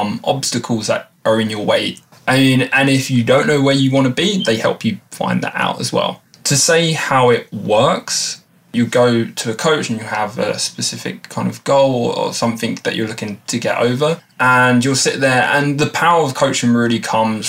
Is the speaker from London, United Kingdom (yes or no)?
yes; Erith, London, United Kingdom; I'm from Southeast London, a small town called Erith, which probably not many people know